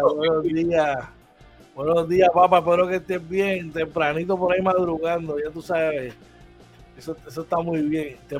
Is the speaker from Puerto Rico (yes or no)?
yes; Puerto Rico; nosotros los boricuas